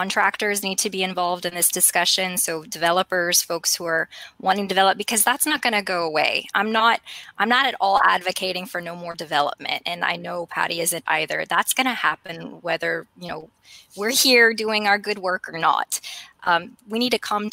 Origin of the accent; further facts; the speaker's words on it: Kaplan, Louisiana, United States; moved away as an adult; now in Lafayette, United States; Growing up, I was a tomboy from Kaplan